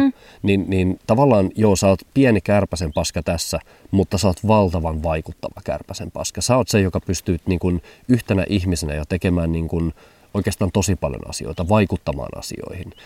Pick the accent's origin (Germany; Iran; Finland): Germany; Hamburg; moved away; mä vietin lapsuuteni suurkaupungissa Hampurissa